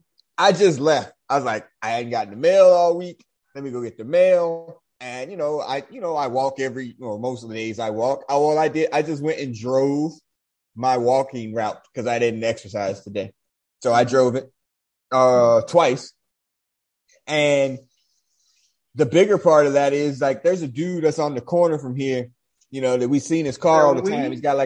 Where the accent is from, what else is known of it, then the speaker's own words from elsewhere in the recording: Dayton, Ohio, United States; You know, yeah, I'm from Dayton.